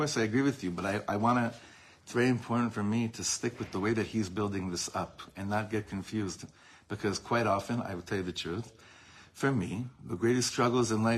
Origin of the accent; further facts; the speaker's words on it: Los Angeles, California, United States; I grew up in Los Angeles